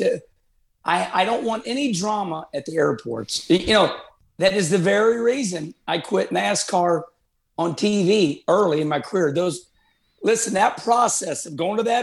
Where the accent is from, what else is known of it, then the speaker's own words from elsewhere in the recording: Arnold, Missouri, United States; moved away; My hometown of Arnold, Missouri